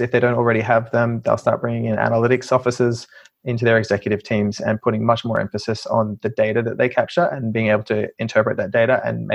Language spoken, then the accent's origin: English; Australia; moved away as an adult; now in United Kingdom; I'm from Australia, as you probably could have told.